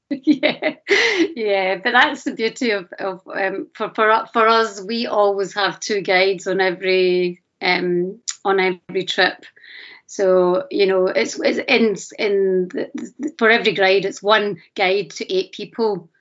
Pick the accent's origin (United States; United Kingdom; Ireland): United Kingdom; Glasgow, Scotland; call myself a Scottish, Glaswegian, Pakistani